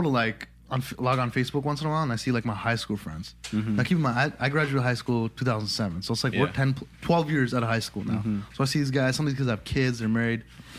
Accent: Guelph, Ontario, Canada; I'm from Guelph

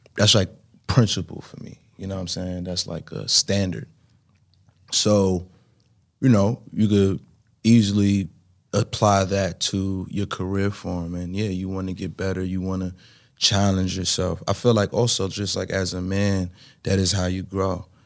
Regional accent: New York City, New York, United States; growing up in Brooklyn trying to make it

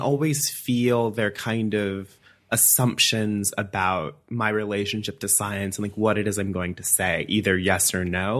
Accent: Alabama, United States; moved away as an adult; also born or lived in Madison, Wisconsin; now in Iowa City, United States; I'm from Alabama. Um, I lived there my entire life until I went to graduate school

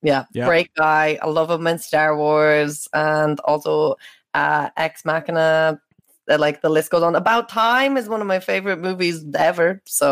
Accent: Galway, Connacht, Ireland; it came up that I was from Galway

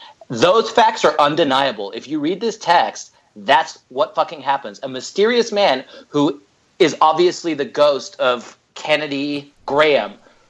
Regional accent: United Kingdom; I'm British

